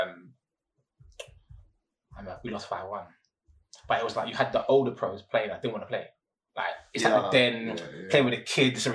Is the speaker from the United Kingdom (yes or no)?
yes; London, United Kingdom; I was from Newham.